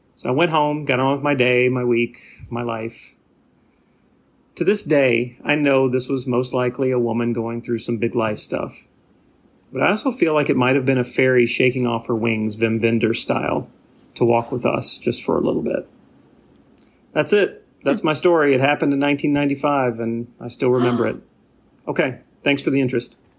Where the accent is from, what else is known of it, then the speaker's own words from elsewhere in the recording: Nashville, Tennessee, United States; moved away as an adult; now in Saint Paul, United States; I just left my hometown of Nashville to start my life over here in Saint Paul